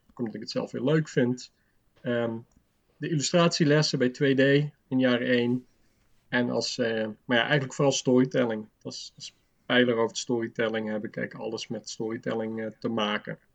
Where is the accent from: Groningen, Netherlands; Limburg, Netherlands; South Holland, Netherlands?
Limburg, Netherlands; moved away; also born or lived in Breda; Ik kom uit Limburg